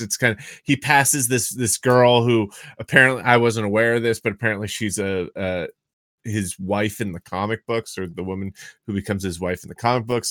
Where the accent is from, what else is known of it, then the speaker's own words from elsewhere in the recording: Massachusetts, United States; I'm from Massachusetts